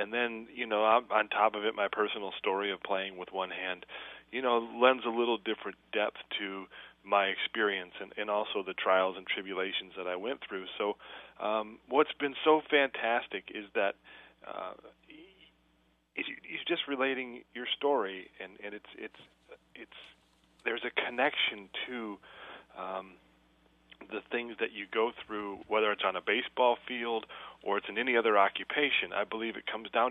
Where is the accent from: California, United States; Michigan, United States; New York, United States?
Michigan, United States; Flint; growing up in Flint, Michigan